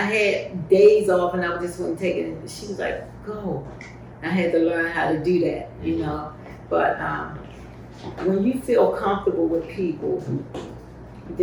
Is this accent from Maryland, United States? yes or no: yes; Baltimore, Maryland, United States; I was born and raised in Baltimore